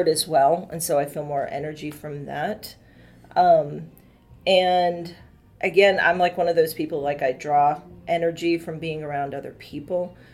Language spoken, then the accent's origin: English; Massachusetts, United States; moved away as an adult; now in Washington, D.C. area, United States; I'm originally from Massachusetts. I came down here uh, to the DC area for college and then never left